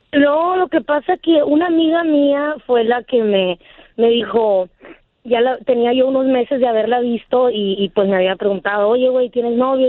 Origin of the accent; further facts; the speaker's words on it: San Luis Río Colorado, Sonora, Mexico; yo soy de San Luis, Río Colorado